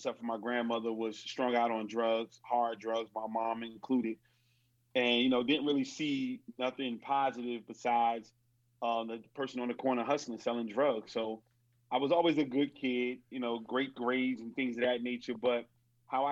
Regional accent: Newark, New Jersey, United States; I grew up in Newark, New Jersey.

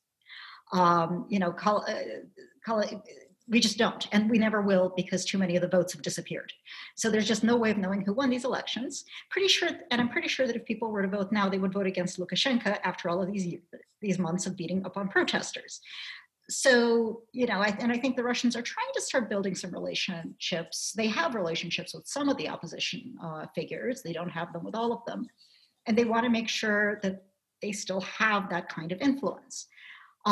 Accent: United States; as an American

